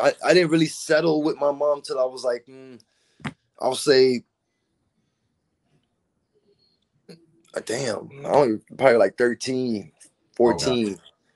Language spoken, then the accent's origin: English; Florida, United States; also born or lived in Brooklyn; I was born in Kings County, Brooklyn. {S0} Kings County. {S2} You know, like {S0} yeah, man. {S2} But {S0} that's {S2} but I'm a Florida boy, you know, man.